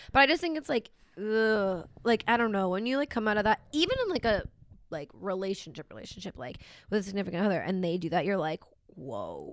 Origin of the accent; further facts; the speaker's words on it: Philadelphia, Pennsylvania, United States; moved away; I'm from Philly area